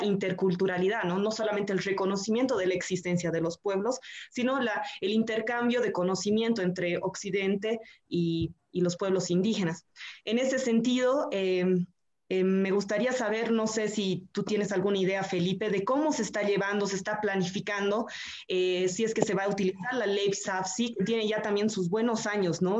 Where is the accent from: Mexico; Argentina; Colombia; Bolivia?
Bolivia; como sociedad boliviana